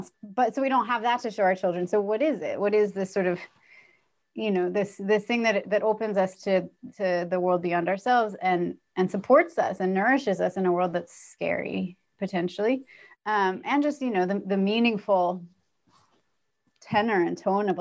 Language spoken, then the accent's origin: English; California, United States; moved away as an adult; also born or lived in New York; I grew up in California, very middle class, not at all upper middle class, and certainly not, but went to New York for college